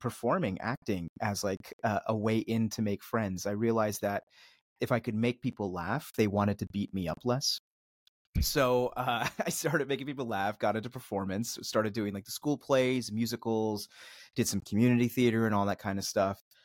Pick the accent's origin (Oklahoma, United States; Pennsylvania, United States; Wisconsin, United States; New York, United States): Pennsylvania, United States; Philadelphia; also born or lived in Switzerland; I was born in Switzerland and, uh, grew up outside the suburbs of Philly